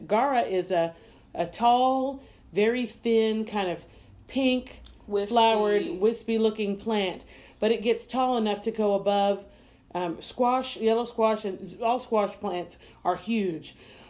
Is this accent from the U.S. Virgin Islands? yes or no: yes; U.S. Virgin Islands; And I wanted something that reminds me of home. I'm from the Virgin Islands.